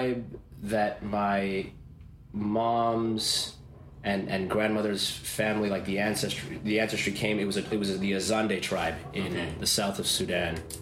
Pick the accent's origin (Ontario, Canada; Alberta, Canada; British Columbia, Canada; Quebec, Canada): Ontario, Canada; Toronto; Born in Toronto